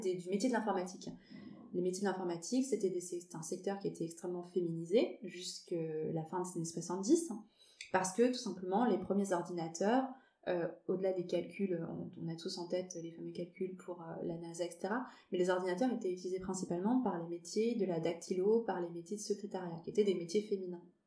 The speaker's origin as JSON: {"language": "French", "town": "Bordeaux", "region": "Nouvelle-Aquitaine", "country": "France", "moved": "yes", "lives_now": "Paris, France", "said": "je suis bordelaise d'origine, euh, expatriée, j'aime bien dire que je suis bordelaise expatriée à Paris"}